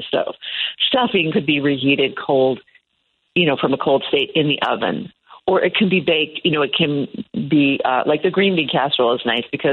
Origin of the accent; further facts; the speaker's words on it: Iowa, United States; moved away; I'm from Iowa originally